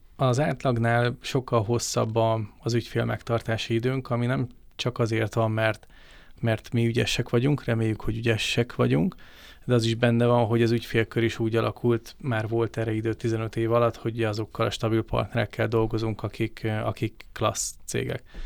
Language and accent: Hungarian; Hungary; mi magyarok vagyunk, Magyarországon élünk